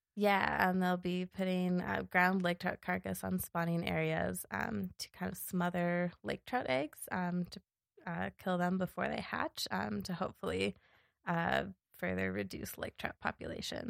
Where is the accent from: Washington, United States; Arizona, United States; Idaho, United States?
Washington, United States; Seattle; moved away as an adult; also born or lived in Los Angeles, California / Alaska / Yellowstone National Park; now in Bozeman, United States; I grew up in Seattle